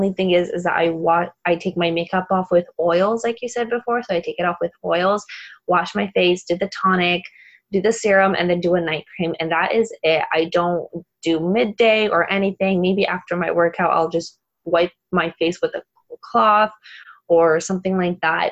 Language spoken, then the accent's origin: English; Poland; I'm actually Polish, so I'm from Poland. I live in Poland